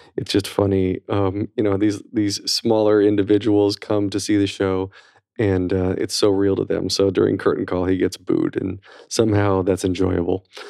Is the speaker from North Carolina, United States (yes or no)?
yes; North Carolina, United States; I'm from North Carolina